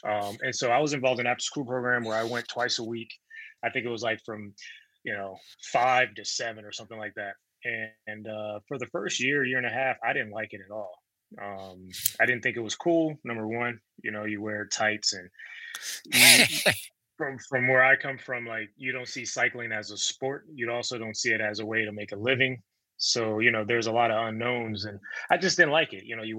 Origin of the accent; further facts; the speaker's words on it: Compton, California, United States; Born and raised in Compton, California. Grew up in a pretty big family, mom, dad. I have five sisters and a brother.